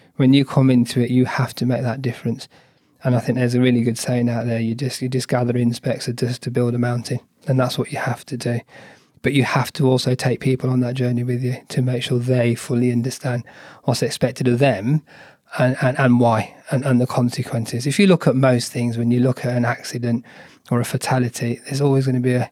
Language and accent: English; United Kingdom; I'm British Asian